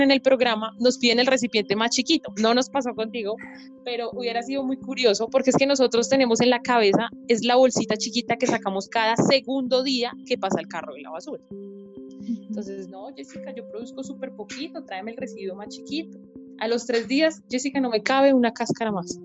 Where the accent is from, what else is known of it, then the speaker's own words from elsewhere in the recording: Colombia; como sociedad colombiana